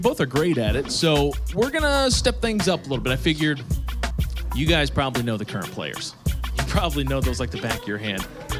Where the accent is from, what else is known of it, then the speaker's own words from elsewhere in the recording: Kansas, United States; now in St. Louis, United States; I can't roll the R's. … I'm from Kansas.